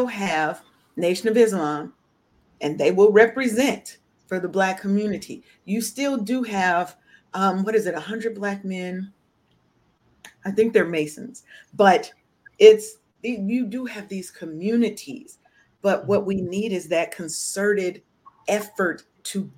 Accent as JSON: {"language": "English", "town": "Seattle", "region": "Washington", "country": "United States", "said": "I'm from Seattle. I didn't learn a lot of stuff about Black history until I went to college"}